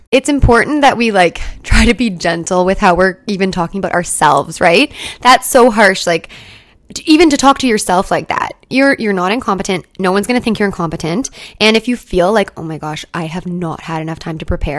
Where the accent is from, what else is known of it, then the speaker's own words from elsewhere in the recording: Canada; So I'm a Canadian SLP, and in my program, we had no choice at all about placements or CEs at all.